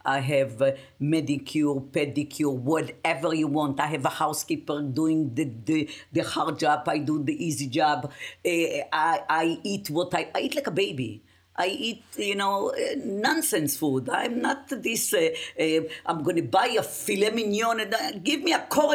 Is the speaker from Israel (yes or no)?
yes; Israel; English is a second language; moved away as an adult; also born or lived in Yugoslavia; now in United States; born in Yugoslavia, raised in Israel, live in United States of America